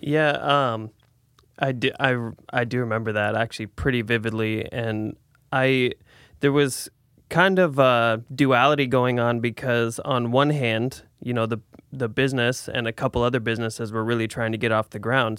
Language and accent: English; Salem, Oregon, United States; also born or lived in Portland; I moved back to Salem from Portland, I was up there for about eight years